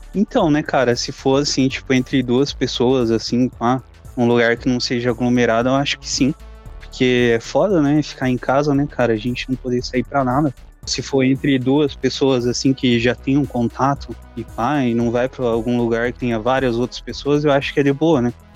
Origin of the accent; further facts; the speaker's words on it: Curitiba, Paraná, Brazil; Eu sou de Curitiba